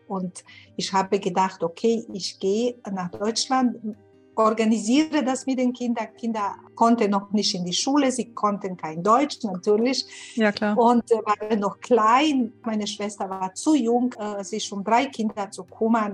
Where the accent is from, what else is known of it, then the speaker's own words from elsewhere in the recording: Sarajevo, Federation of Bosnia and Herzegovina, Bosnia & Herzegovina; German is a second language; moved away as an adult; also born or lived in Windeck, Germany; now in Munich, Germany; ich bin aus Sarajevo